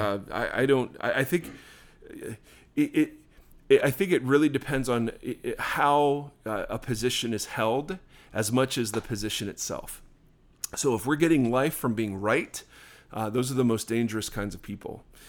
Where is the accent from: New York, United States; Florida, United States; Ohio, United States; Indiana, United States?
Ohio, United States; now in Southern California, United States; I grew up in Ohio